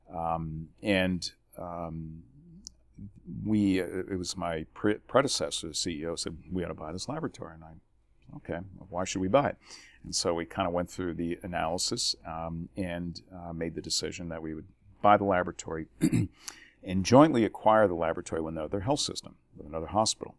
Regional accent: New Jersey, United States; moved away as an adult; born and raised in New Jersey

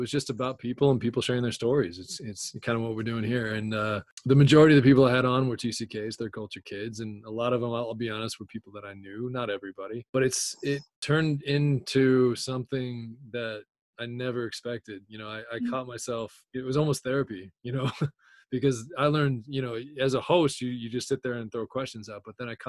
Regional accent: Chicago, Illinois, United States; also born or lived in Idaho; Chicago, I'd been there a while. That was kind of a lot of my first happened in Chicago because when we moved from Idaho, I was so young. I was a year and a half old.

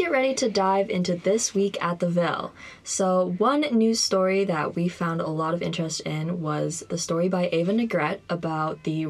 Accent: Bangkok, Thailand; born there; I am also a senior, and a fun fact about myself is that I was born in Bangkok, Thailand.

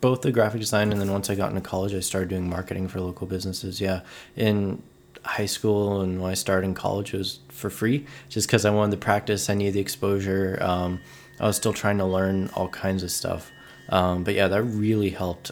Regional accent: Oceanside, California, United States; now in San Diego, United States; I'm from Oceanside, California. Born and raised, uh, lived here for the first twenty-three years of my life, um, and then recently moved to San Diego

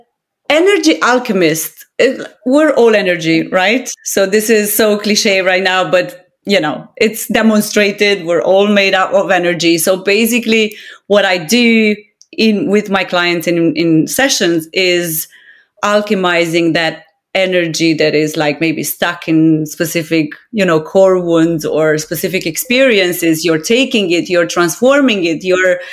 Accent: Romania; moved away; I'm Romanian of origin

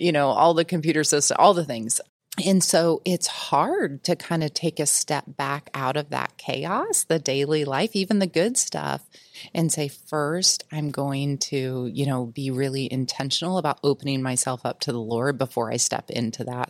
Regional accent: United States; I was raised in the Quad City, or south of the Quad Cities, which is Illinois, Iowa border

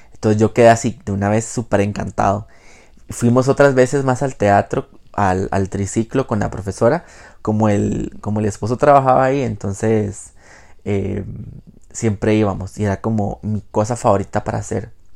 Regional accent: Jacó, Puntarenas, Costa Rica; also born or lived in Quepos; yo soy de Jacó. Bueno, para los que no son de Costa Rica, yo soy de Costa Rica, vivo en Costa Rica. Jacó es eh, un pueblo costero de el Pacífico Central. Em, ahí viví por 17 años, desde, desde que nací básicamente hasta mi adolescencia

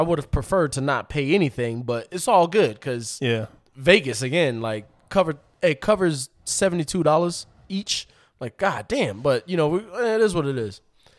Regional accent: Puerto Rico; Because I'm coming from Puerto Rico. So, like, the only people we heard was from down south and from New York.

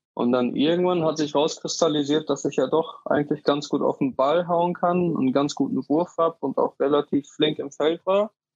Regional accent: Dortmund, North Rhine-Westphalia, Germany; ich komme gebürtig aus Dortmund, ähm, habe in der Nähe vom Borsigplatz gewohnt, in der Wambeler Straße

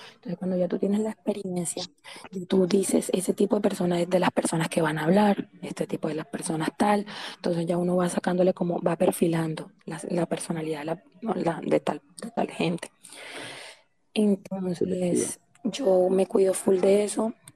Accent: Santa Marta, Magdalena, Colombia; soy costeña, soy de Santa Marta.

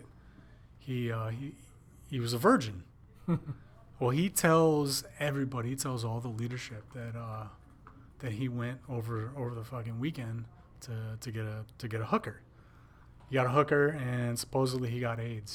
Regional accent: Wisconsin, United States; I was from Wisconsin

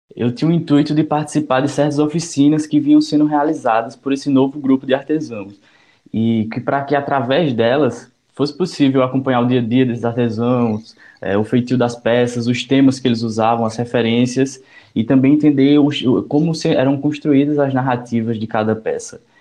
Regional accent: Caruaru, Pernambuco, Brazil; Sou natural aqui da cidade de Caruaru, no Agreste Pernambucano

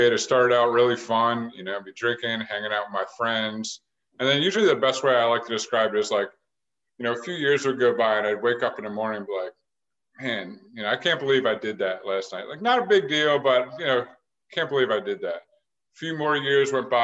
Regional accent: Philadelphia, Pennsylvania, United States; moved away as an adult; also born or lived in Phoenix, Arizona / Fort Lauderdale, Florida / Delaware; I'm from Philadelphia area.

